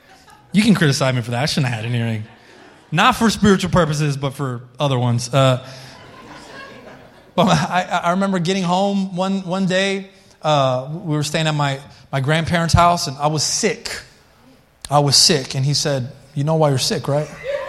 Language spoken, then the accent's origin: English; Colorado, United States; we came from Colorado and I wasn't listening to any Christian music when I was in Colorado.